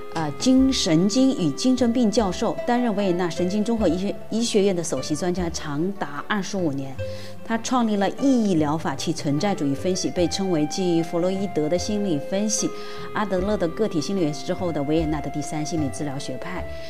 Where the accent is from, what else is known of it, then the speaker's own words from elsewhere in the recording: Wuhan, Hubei, China; 湖北武汉人